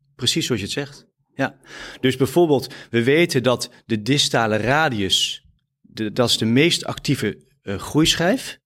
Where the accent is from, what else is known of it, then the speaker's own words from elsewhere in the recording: Epe, Gelderland, Netherlands; moved away; ik ben eh, eh, opgegroeid in Epe op de Veluwe